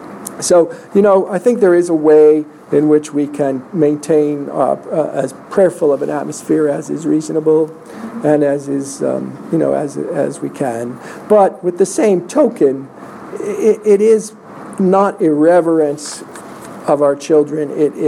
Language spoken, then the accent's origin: English; New York, United States; I'm from New York. I'm loving this.